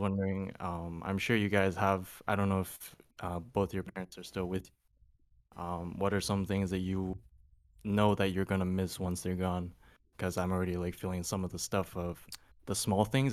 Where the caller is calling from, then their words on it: Toronto, Ontario, Canada; I'm calling from Toronto